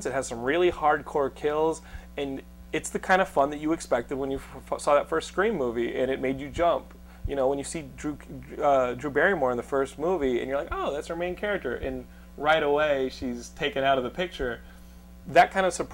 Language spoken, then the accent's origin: English; Texas, United States; We're all from Texas